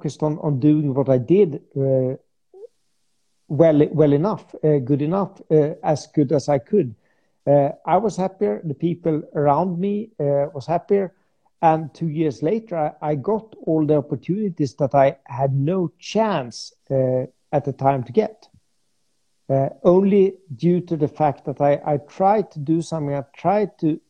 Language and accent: English; Sweden; I'm absolutely from Sweden